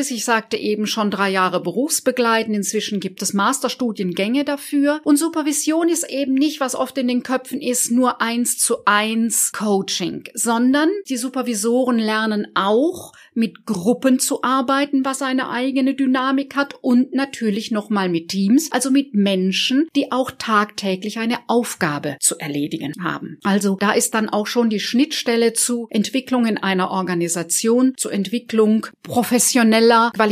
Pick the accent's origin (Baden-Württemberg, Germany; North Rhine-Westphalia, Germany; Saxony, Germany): Baden-Württemberg, Germany; Ich selber komme aus einer starken Familie, aufgewachsen im Badischen, in einem Dorf südlich von Karlsruhe und ich habe noch drei jüngere Geschwister.